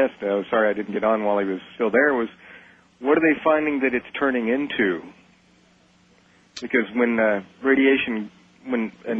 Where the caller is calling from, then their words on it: Texas, United States; I'm calling from Texas.